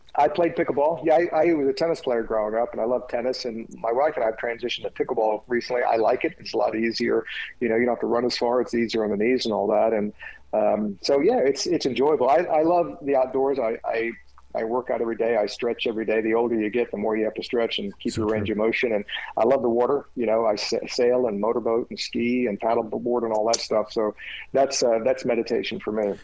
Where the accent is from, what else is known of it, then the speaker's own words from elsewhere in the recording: United States; I grew up in Jim Crow America